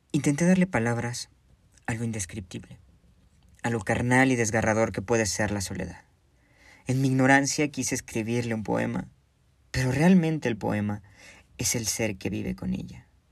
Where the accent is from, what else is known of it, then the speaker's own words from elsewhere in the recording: Zamora, Michoacán, Mexico; Soy de Zamora, Michoacán.